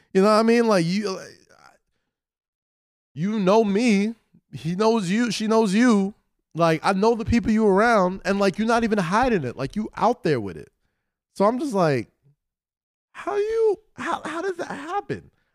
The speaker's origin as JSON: {"language": "English", "town": "New York City", "region": "New York", "country": "United States", "tie": "born or raised there", "moved": "as an adult", "said": "I grew up in Staten Island"}